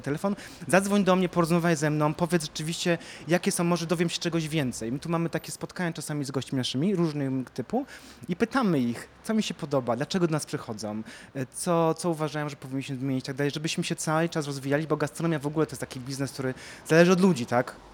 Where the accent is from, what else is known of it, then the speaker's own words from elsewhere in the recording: Kraków, Lesser Poland, Poland; pochodzę z Krakowa